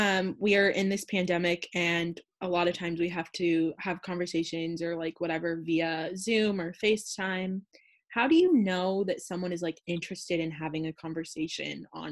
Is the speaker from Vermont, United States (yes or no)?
no; Livermore, California, United States; I'm also from Livermore